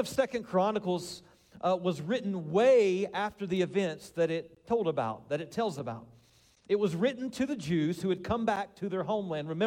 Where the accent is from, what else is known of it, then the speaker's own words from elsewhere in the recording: Winchester, Kentucky, United States; moved away; also born or lived in Colorado; I grew up in the same house on Carolina Avenue in Winchester